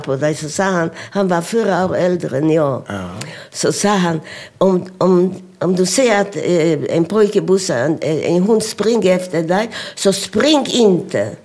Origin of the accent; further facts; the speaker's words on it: Sosnowiec, Silesian Voivodeship, Poland; Swedish is a second language; also born or lived in Oświęcim; now in Sweden; jag föddes i Oświęcim. Mm. Och 1932 flyttade vi till Sosnowiec.